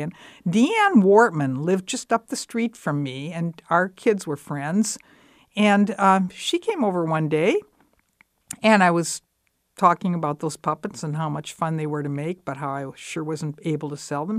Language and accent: English; Dubuque, Iowa, United States; also born or lived in Texas; I grew up in Dubuque